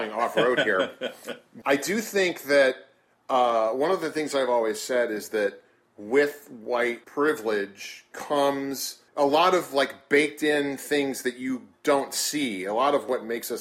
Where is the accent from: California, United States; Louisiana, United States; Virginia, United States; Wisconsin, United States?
Louisiana, United States; New Orleans; also born or lived in Iowa; My parents moved here when I was 9, and we moved to New Orleans East, then participated in what is typically called white flight to Lakeview.